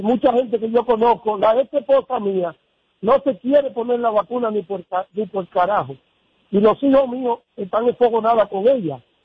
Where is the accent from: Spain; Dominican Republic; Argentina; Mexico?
Dominican Republic; now in New York, United States; Yo soy dominicano, estoy en Nueva York desde 1973